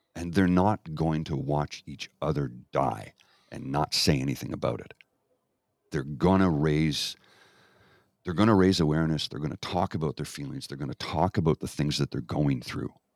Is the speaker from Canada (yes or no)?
yes; Canada; I grew up in Canada